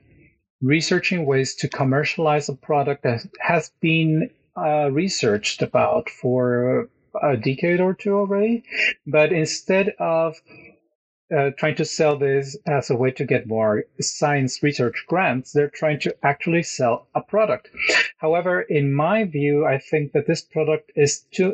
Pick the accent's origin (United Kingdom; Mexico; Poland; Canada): Mexico; moved away as an adult; also born or lived in Mexico City / Querétaro / Cologne, Germany; now in Norway; I come from Mexico